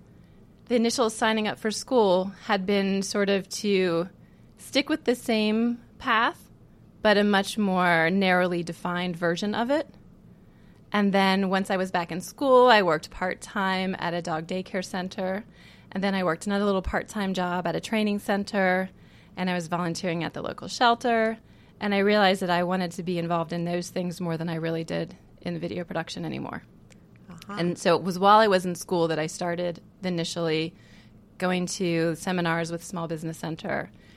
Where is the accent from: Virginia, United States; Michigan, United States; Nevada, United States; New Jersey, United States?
Virginia, United States; also born or lived in California / Connecticut / South Carolina; So I was born in California. We moved away to the East Coast by the time I can remember anything. So the memories I have are mostly in Virginia, a little bit in Connecticut, a little bit in South Carolina. But if I had to say where I'm from, I would say Virginia.